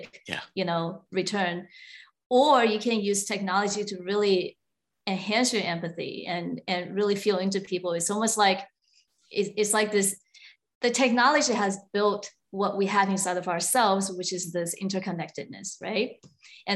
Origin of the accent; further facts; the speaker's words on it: Taiwan; moved away; I was born in Taiwan, and it was a relatively conservative society, I would say, at the time.